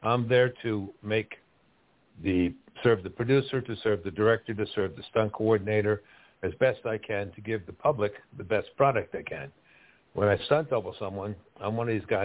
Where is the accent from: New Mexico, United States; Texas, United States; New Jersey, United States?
New Jersey, United States; Westfield; growing up in New Jersey, Westfield, New Jersey